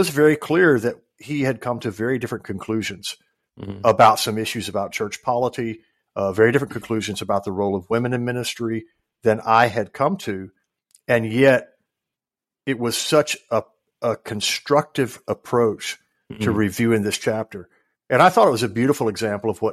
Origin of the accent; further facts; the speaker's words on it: West Tennessee, United States; I come from West Tennessee